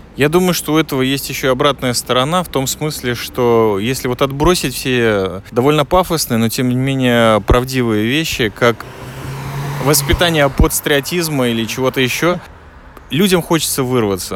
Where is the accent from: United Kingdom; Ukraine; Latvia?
Latvia; now in Israel; я из Латвии